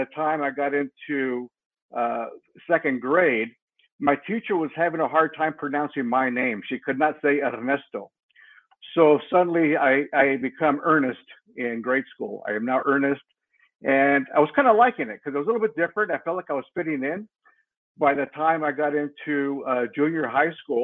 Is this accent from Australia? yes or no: no; Mexico; now in United States; I was born dirt poor in Mexico